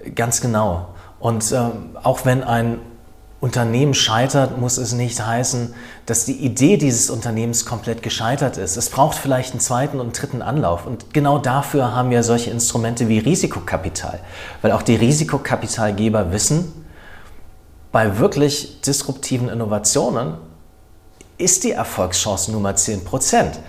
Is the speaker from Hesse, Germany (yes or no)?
yes; Wiesbaden, Hesse, Germany; Ich bin ja aus Wiesbaden, von daher bin ich mit der Nähe des Rheingaus aufgewachsen